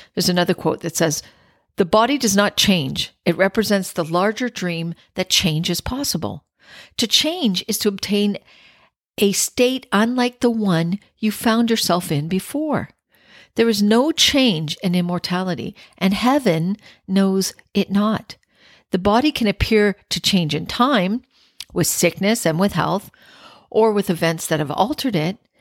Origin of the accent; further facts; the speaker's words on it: Scarborough, Ontario, Canada; also born or lived in Penetanguishene, Ontario; I grew up in Scarborough